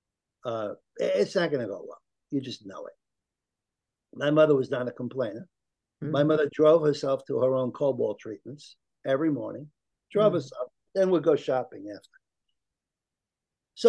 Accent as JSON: {"language": "English", "country": "United States", "said": "I'm an American, very proud of my Italian heritage"}